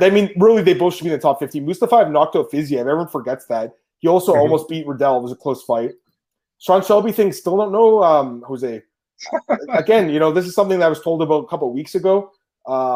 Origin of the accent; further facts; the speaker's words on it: Canada; I'm Canadian